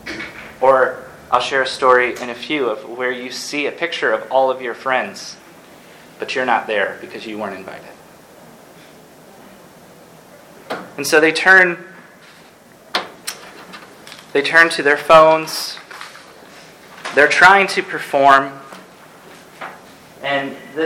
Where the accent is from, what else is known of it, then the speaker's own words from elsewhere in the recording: Ann Arbor, Michigan, United States; I'm from Ann Arbor